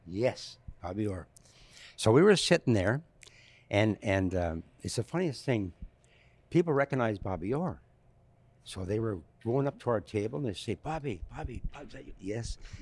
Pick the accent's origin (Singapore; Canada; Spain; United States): Canada; Sherbrooke, Quebec; I uh, went to Sherbrooke, Quebec, where where I was born, born and raised, born and raised in Sherbrooke, Quebec.